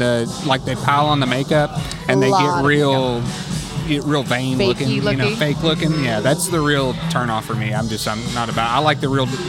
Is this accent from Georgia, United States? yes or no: no; Oklahoma, United States; moved away as an adult; also born or lived in Kentucky; now in California, United States; Originally Kentucky, but I graduated high school in Oklahoma.